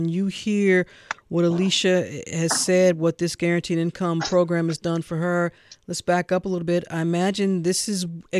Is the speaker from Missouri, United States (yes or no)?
yes; Missouri, United States; Because that's my home state.